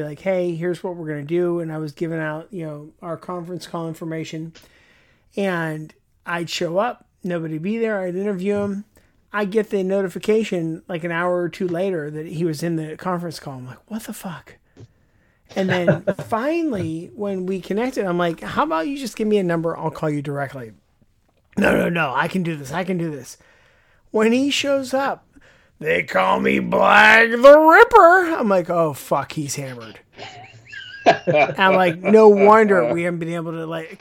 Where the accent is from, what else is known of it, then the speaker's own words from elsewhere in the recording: Pittsburgh, Pennsylvania, United States; I'm from Pittsburgh